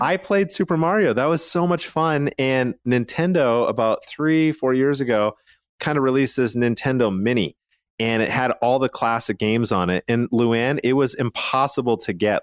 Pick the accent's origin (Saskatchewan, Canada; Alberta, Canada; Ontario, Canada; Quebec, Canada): Alberta, Canada; Calgary; now in Utah, United States; I'm from Calgary, Canada